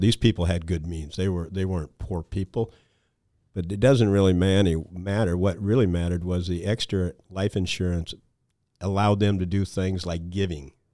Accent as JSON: {"language": "English", "town": "Mason City", "region": "Iowa", "country": "United States", "tie": "born or raised there", "also_born_or_lived": "Storm Lake, Iowa", "said": "I grew up in the Mason City, Iowa area"}